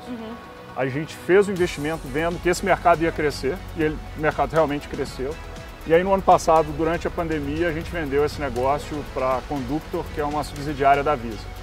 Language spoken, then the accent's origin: Portuguese; Minas Gerais, Brazil; eu acho que a gente ainda como mineiro